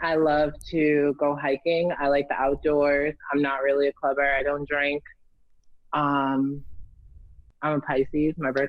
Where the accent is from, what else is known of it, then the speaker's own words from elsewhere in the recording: Salem, Massachusetts, United States; I'm 28. I'm from Salem, Massachusetts.